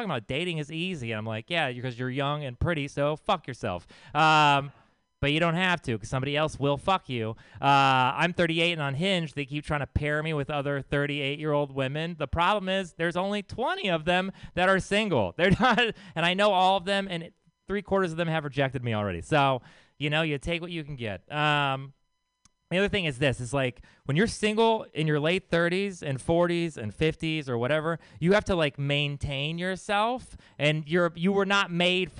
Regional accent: Texas, United States; I'm from Texas.

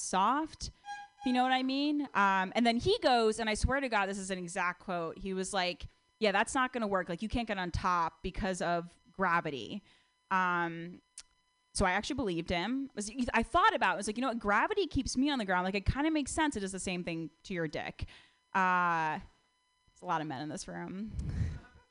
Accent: Connecticut, United States; now in California, United States; I'm from Connecticut

